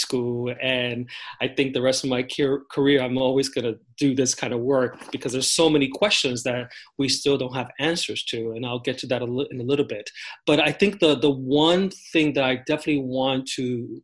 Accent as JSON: {"language": "English", "town": "New York City", "region": "New York", "country": "United States", "tie": "born or raised there", "said": "So I grew up in the Bronx, in New York City, in the South Bronx, New York City"}